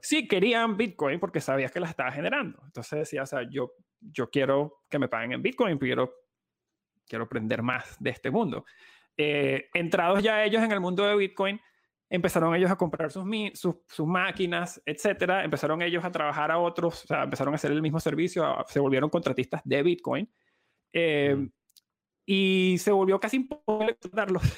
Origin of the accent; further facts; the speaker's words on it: Venezuela; como venezolanos